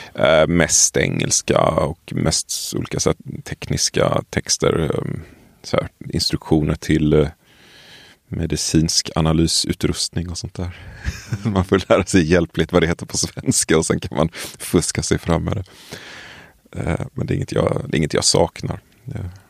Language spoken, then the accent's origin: Swedish; Tollered, Västra Götaland, Sweden; moved away as an adult; Jag kommer från, eh, vad ska man säga, strax utanför ett litet ställe som heter Tollered som i sin tur är, ligger utanför Göteborg.